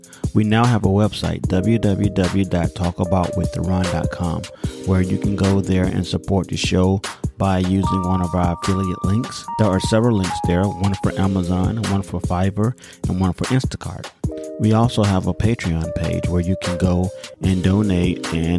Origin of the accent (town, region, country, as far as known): United States